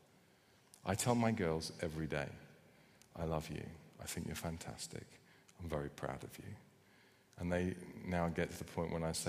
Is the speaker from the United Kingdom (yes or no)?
yes; United Kingdom; I know we're British.